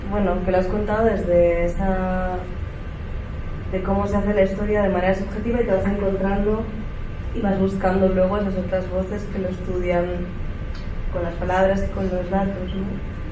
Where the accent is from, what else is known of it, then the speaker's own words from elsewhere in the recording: Zaragoza, Aragon, Spain; yo soy de Zaragoza